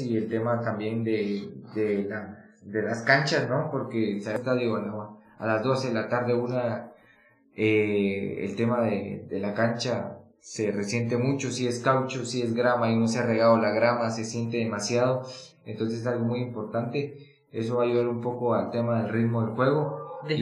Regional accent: Guatemala; nuestra realidad de guatemaltecos

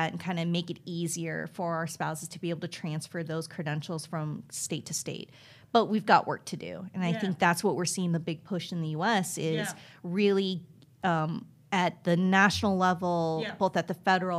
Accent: United States; being Korean American and first generation, I grew up in an all-white neighborhood

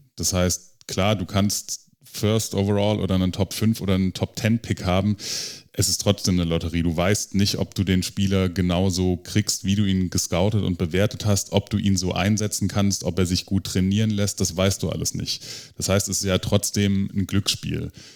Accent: Stuttgart, Baden-Württemberg, Germany; ich bin aus Stuttgart

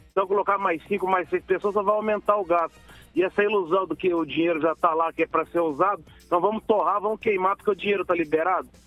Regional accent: Maringá, Paraná, Brazil; sou de Maringá.

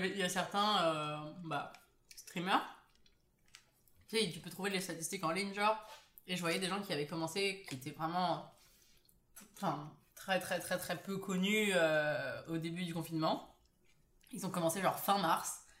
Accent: Paris, Île-de-France, France; je viens de Paris

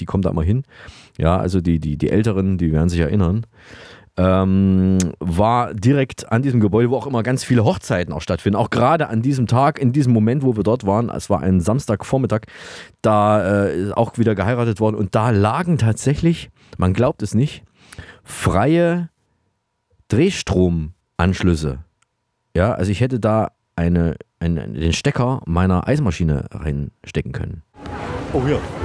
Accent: Saalfeld, Thuringia, Germany; aus meiner Heimatstadt Saalfeld in Thüringen

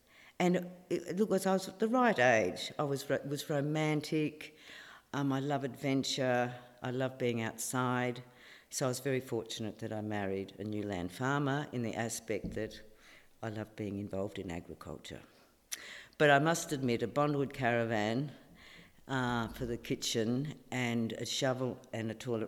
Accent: Shepparton, Victoria, Australia; moved away as an adult; now in Esperance, Australia; I grew up in the Goulburn Valley in Victoria, which is a city called Shepparton. So I grew up on the land, an orchardist daughter, and it was wonderful. We had irrigation.

